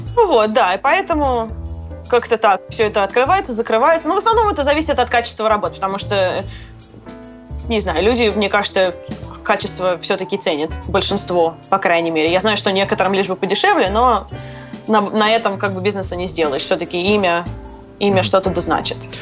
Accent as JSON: {"language": "Russian", "country": "Russia", "tie": "born or raised there", "moved": "yes", "lives_now": "United States", "said": "я выросла в России"}